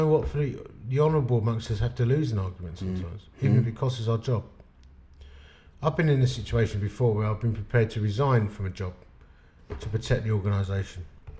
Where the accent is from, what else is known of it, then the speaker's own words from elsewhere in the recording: United Kingdom; I'm a British bloke.